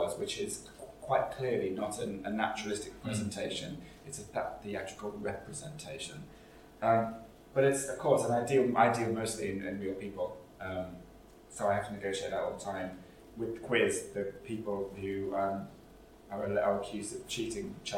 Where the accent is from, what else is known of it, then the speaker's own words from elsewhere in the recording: Nottinghamshire, East Midlands, United Kingdom; moved away as an adult; also born or lived in Kennington, London; now in London, United Kingdom; my hometown in Nottinghamshire